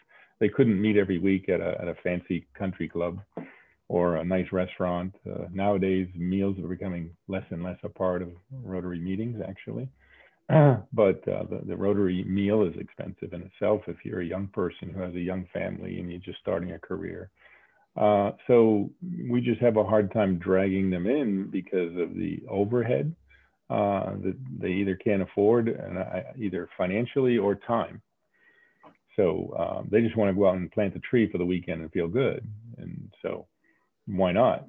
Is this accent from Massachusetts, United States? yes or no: yes; Saugus, Massachusetts, United States; moved away; also born or lived in Salem, Massachusetts; I was Saugus. Brought up in Saugus.